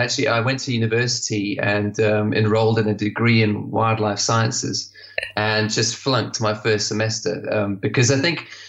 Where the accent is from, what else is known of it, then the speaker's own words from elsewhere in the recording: Zimbabwe; also born or lived in Botswana / Lesotho / Swaziland / South Africa; because I grew up in Zimbabwe, Botswana, Lesotho, Swaziland, and then South Africa at the end.